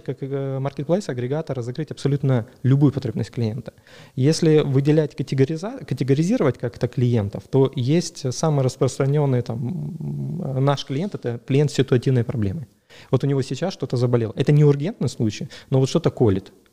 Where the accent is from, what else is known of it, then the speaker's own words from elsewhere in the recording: Dzhankoi, Crimea, Ukraine; moved away; also born or lived in Sevastopol; я сам из Джанкоя